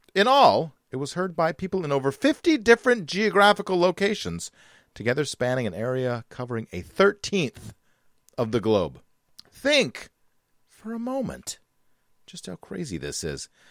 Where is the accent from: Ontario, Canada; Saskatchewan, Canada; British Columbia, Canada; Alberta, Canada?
British Columbia, Canada; Vancouver; my hometown of Vancouver, British Columbia.